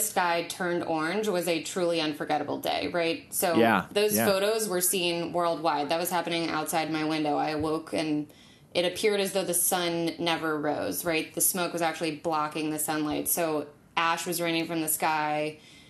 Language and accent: English; Durham, North Carolina, United States; I was raised an environmentalist by my parents. I'm from Durham, North Carolina